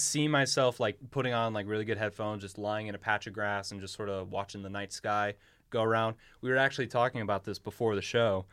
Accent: United States; as an American

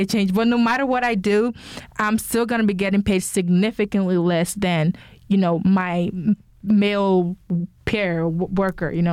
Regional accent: Nigeria; I'm Nigerian as well

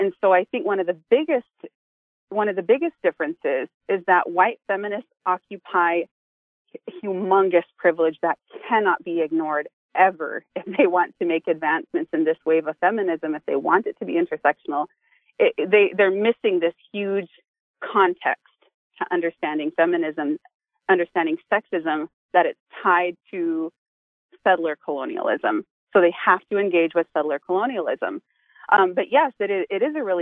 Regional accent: United States; I grew up on the Duck Valley Indian Reservation

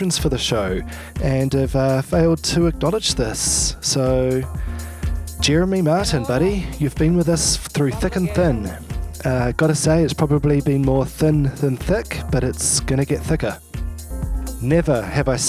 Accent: New Zealand; moved away; also born or lived in Melbourne, Australia; I've actually had to move back to my home country of New Zealand

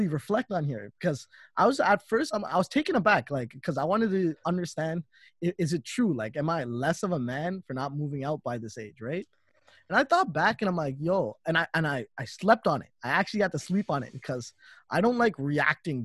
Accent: Toronto, Ontario, Canada; I stayed in Toronto most of my life, and I've been living with my parents

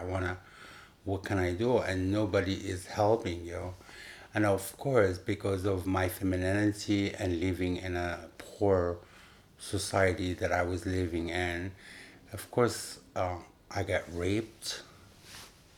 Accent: Upper Egypt, Egypt; English is a second language; moved away as an adult; also born or lived in Cairo, Egypt; now in New York, United States; I born and raised in Egypt. I moved here

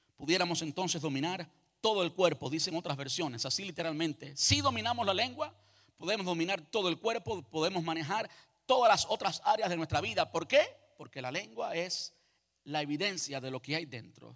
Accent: Cuba; moved away; Yo nací en Cuba, me crié en Cuba

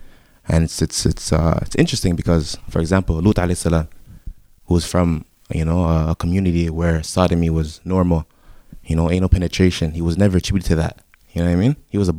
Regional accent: Jamaica; And with us, you know, being Jamaican, my family is very, very diverse.

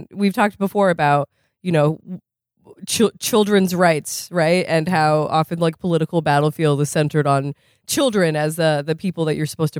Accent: Vermont, United States; I'm from Vermont. We had a campaign on local TV that was 8 out of 10 Vermont teens choose not to smoke.

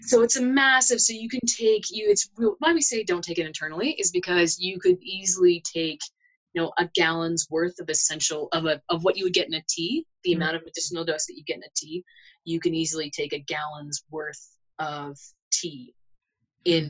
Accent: Connecticut, United States; moved away as an adult; also born or lived in Southwest United States / Arizona; now in Boulder, United States; I'm actually originally from Connecticut, so I'm an East Coaster, but I mm. spent the most of my adult life here in the Southwest.

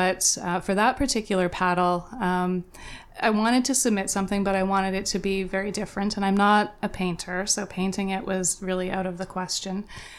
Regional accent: Alberta, Canada; moved away as an adult; also born or lived in Calgary; now in Muskoka, Canada; I grew up in Alberta, and so most recently in Calgary. We moved here looking for something different. We had lived in Calgary for a long time.

